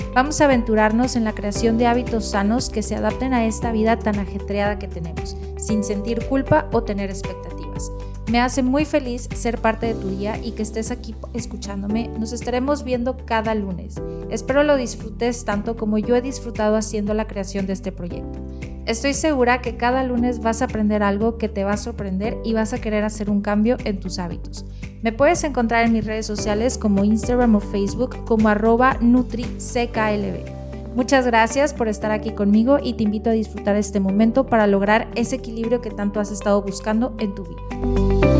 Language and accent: Spanish; Mexico; soy mexicana